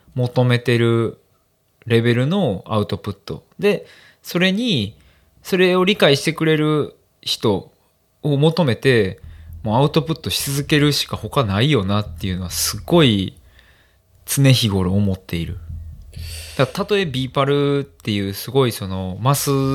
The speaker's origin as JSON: {"language": "Japanese", "town": "Amagasaki", "region": "Hyogo", "country": "Japan", "tie": "born or raised there", "said": "まあ、尼崎出身なんで"}